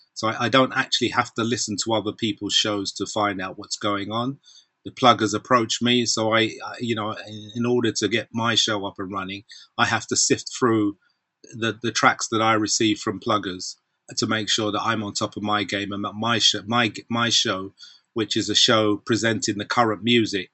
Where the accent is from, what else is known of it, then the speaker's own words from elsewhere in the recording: London, United Kingdom; we're from Southside, so from Brixton Market